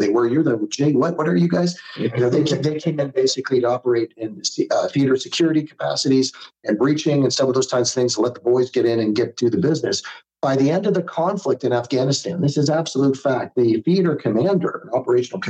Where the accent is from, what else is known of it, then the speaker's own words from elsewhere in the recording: Canada; a Canadian guy